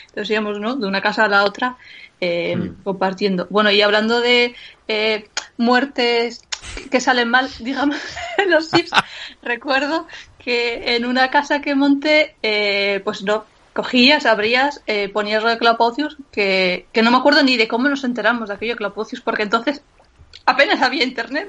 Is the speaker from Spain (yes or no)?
yes; San Sebastián, Basque Country, Spain; nuestras fiestas Santo Tomás de Sebastián son en invierno